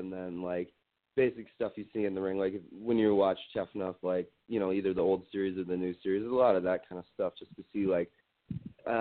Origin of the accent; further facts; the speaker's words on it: Wisconsin, United States; also born or lived in Minnesota; I'm originally from Wisconsin. Growing up, there was nothing here.